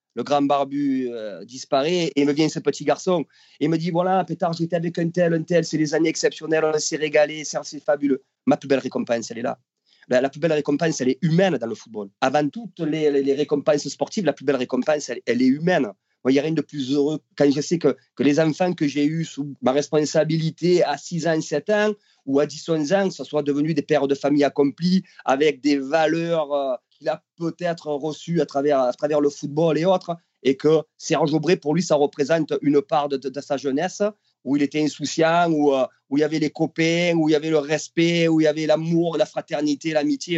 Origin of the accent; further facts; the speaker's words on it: Marseille, Provence-Alpes-Côte d'Azur, France; je suis Marseillais dans le sang